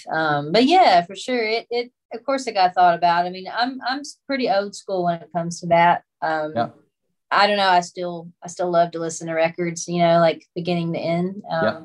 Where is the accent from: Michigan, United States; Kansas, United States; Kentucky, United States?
Kentucky, United States; Monkey's Eyebrow; also born or lived in Paducah, Kentucky; now in Tennessee, United States; I was raised in Monkey's Eyebrow